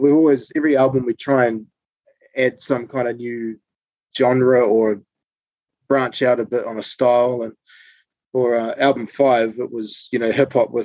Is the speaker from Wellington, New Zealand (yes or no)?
no; Papamoa, Bay of Plenty, New Zealand; where myself and Ada are from, which is a place called Papamoa.